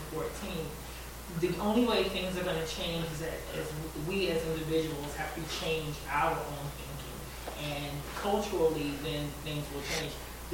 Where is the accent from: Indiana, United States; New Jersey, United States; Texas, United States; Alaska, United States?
New Jersey, United States; I grew up in New Jersey, born to a half-black, half-German mother.